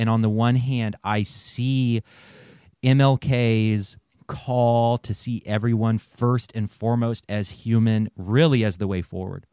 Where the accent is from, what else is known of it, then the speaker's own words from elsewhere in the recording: the South, United States; I grew up in the South